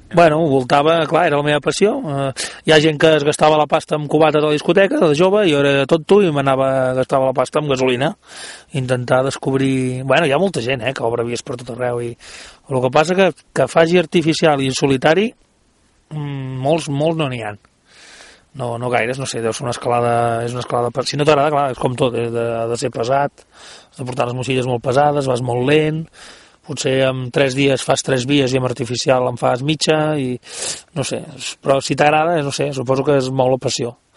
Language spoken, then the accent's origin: Catalan; Ullastrell, Catalonia, Spain; del meu poble, Ullastrell